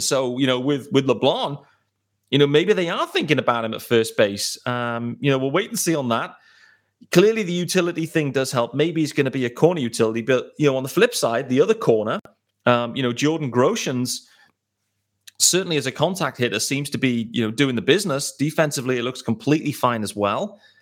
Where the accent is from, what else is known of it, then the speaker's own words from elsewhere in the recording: United Kingdom; I am extremely excited as a British baseball fan